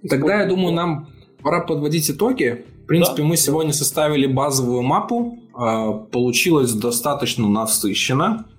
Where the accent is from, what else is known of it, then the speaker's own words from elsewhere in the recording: Belarus; я из Беларуси, мы привыкли тут считать в долларах все